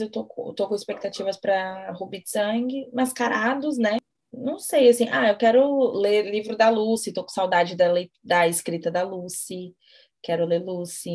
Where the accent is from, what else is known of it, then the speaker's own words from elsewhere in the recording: Brazil; a gente é brasileira